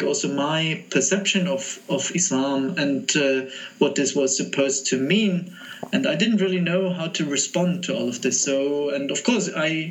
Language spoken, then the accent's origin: English; Munich, Bavaria, Germany; moved away as an adult; I grew up in Munich in a setting that was not very diverse